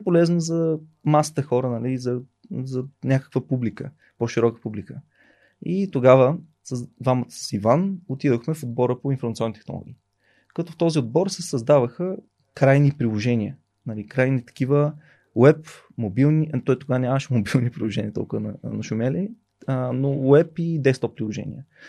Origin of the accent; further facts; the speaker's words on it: Burgas, Burgas Province, Bulgaria; Аз съм от Бургас